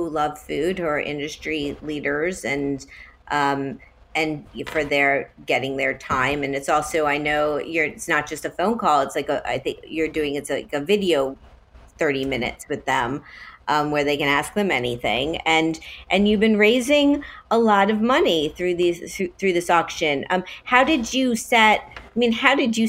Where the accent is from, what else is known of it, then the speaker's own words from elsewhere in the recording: Miami, Florida, United States; it's my hometown